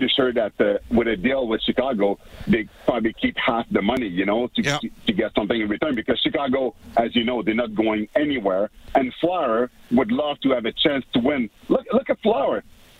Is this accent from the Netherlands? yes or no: no; Montreal, Quebec, Canada; moved away; also born or lived in Edmonton; I considered myself an Edmontonian, even though I was born in Montreal.